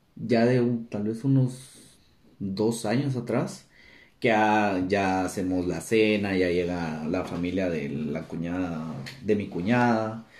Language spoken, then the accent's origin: Spanish; Guatemala